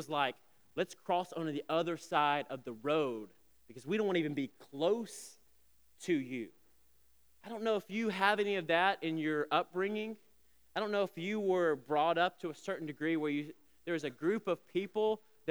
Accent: Alabama, United States; I'm just old enough to remember when I was a kid growing up in Alabama, I remember the whispers, even the stares, when an interracial couple would come into a restaurant.

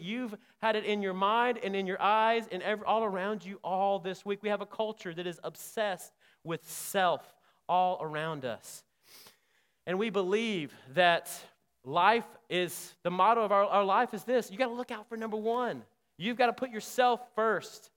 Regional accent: Selma, Alabama, United States; I grew up in Selma, Alabama

